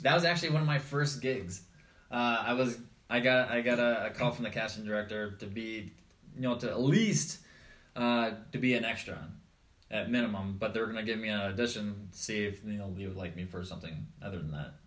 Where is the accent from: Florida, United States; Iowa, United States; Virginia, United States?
Iowa, United States; born or raised there; moved away